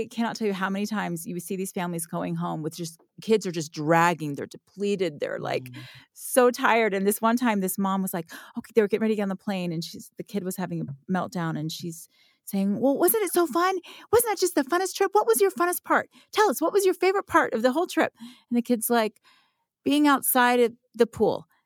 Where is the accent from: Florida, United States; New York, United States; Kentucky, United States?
Florida, United States; Like I grew up in Florida, there was this little river that we loved to go play in.